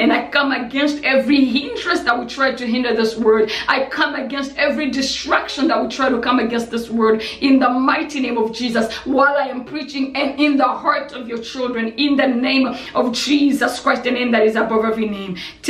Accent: DR Congo; because I experienced stuff like this when I was still young, because I grew up in Congo.

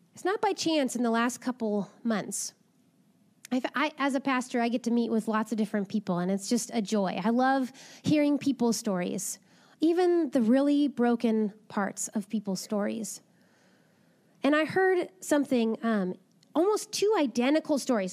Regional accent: Napa, California, United States; I grew up in Napa

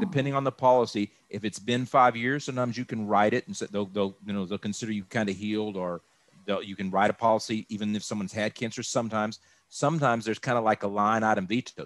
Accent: Austin, Texas, United States; moved away as an adult; also born or lived in Dallas–Fort Worth Metroplex, Texas; now in Dallas–Fort Worth, United States; I was born and raised in Austin

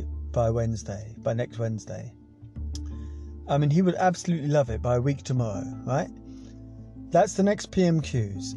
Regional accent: England, United Kingdom; we are English.

